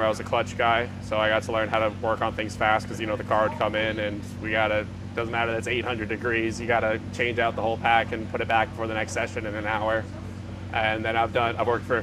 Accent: Santa Barbara, California, United States; I'm from Southern California, Santa Barbara

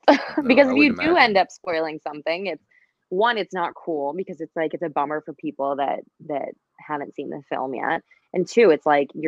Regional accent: Midwest, United States; I'm from the Midwest

